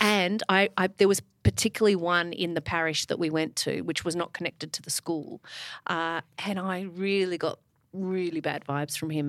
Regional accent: Melbourne, Victoria, Australia; I went to Ivanhoe Girls

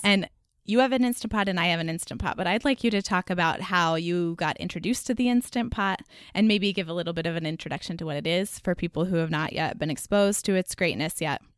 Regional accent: Dallas, Texas, United States; now in North Carolina, United States; I grew up in Dallas

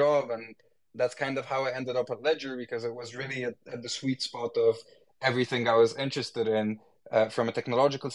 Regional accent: Egypt; moved away as an adult; I was born in Egypt. And lived most of my life in Egypt before going abroad to study. And with the time I've lived in Egypt and grew up in Egypt

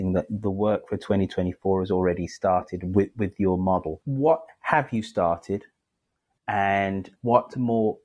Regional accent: United Kingdom; being a Brit

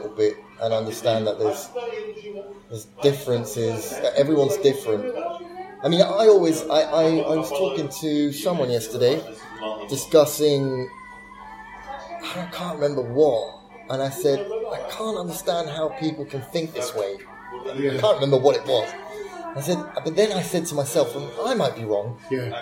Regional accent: United Kingdom; I was born in Britain

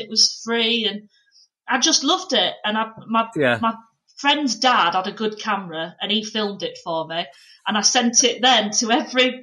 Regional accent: Pannal, Yorkshire and the Humber, United Kingdom; I'm actually like middle of nowhere because it's technically North Yorkshire, but Leeds was the nearest place

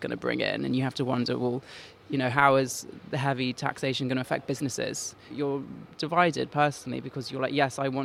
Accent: London, United Kingdom; I grew up in West London, and the Borough of Kensington is a very sort of Conservative Tory area

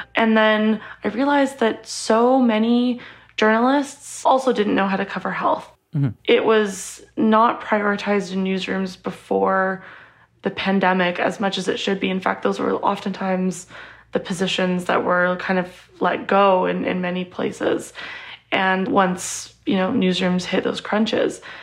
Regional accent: Edmonton, Alberta, Canada; I grew up in Alberta and I'm very lucky to have had amazing healthcare in Edmonton, where I grew up.

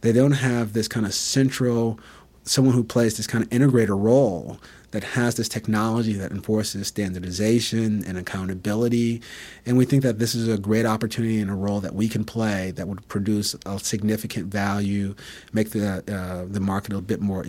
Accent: Bridgeport, Connecticut, United States; So for me personally, I grew up in Bridgeport, Connecticut. I grew up in subsidized housing.

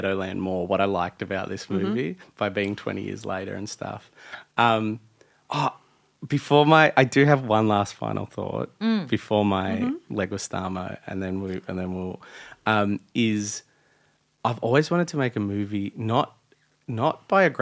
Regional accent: Australia; we're Australian

